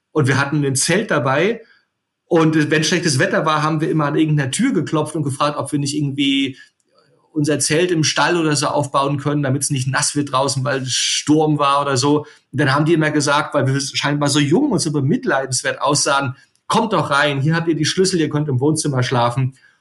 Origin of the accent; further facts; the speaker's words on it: Rostock, Mecklenburg-Vorpommern, Germany; also born or lived in Potsdam / Edinburgh / Canary Islands; ich bin Rostocker